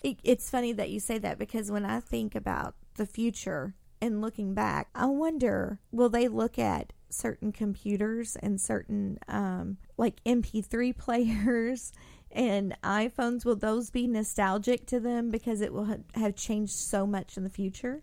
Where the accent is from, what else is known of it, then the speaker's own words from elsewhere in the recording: Indiana, United States; now in Louisville, United States; me growing up in Indiana